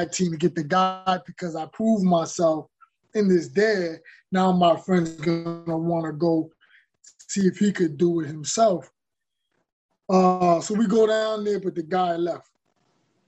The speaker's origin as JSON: {"language": "English", "region": "New York", "country": "United States", "tie": "born or raised there", "said": "growing up in New York and seeing violence in the neighborhood"}